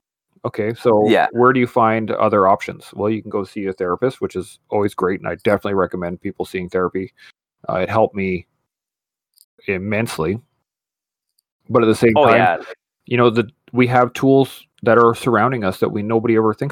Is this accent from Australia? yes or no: no; Canada; I am the Canadian veteran and I should be the best one in the room, blah, blah, blah.